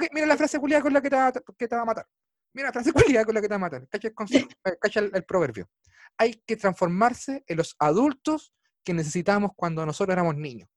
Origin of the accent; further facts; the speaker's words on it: Chile; yo soy chileno promedio, en todo sentido